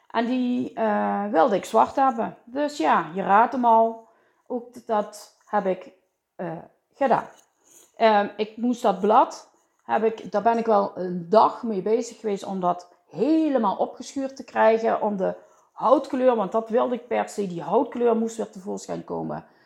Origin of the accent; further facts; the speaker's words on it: Limburg, Netherlands; En eh, ja, daar zijn, wij, eh, daar zijn wij Limburgers voor, hè?